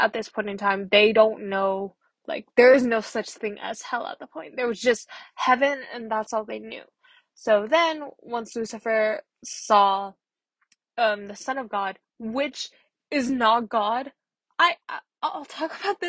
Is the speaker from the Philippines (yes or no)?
yes; Philippines; I'm Filipino